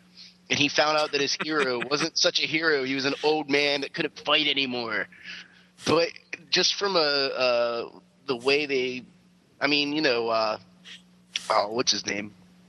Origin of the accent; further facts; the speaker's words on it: Wheeling, West Virginia, United States; I grew up in Wheeling, West Virginia. We had McDonald's and Hardee's, man. That's it.